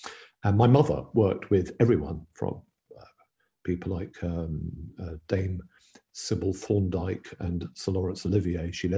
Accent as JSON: {"language": "English", "region": "London", "country": "United Kingdom", "said": "as a Londoner"}